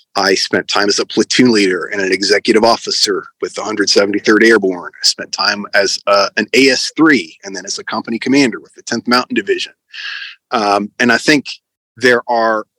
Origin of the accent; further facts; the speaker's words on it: United States; moved away as an adult; also born or lived in Connecticut; now in Ukraine; I'm an American citizen